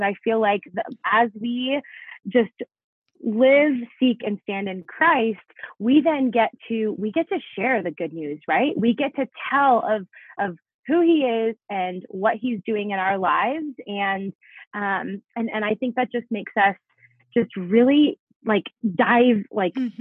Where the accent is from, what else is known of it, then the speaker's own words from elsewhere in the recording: South Florida, United States; moved away as an adult; also born or lived in Italy; now in Denver, United States; I was actually born in Italy. My mom is born and raised in Italy. And so grew up for most of my life in South Florida.